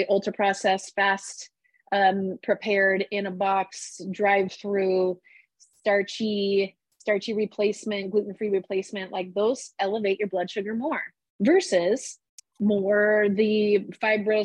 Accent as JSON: {"language": "English", "region": "Midwest", "country": "United States", "tie": "born or raised there", "said": "I grew up in the Midwest"}